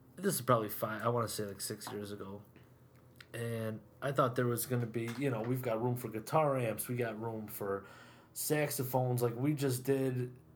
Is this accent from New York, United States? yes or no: yes; Whitesboro, New York, United States; born and raised in Whitesboro